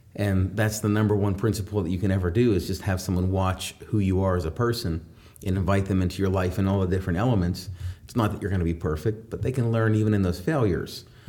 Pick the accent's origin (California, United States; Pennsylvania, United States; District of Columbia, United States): Pennsylvania, United States; New Castle; I grew up in Newcastle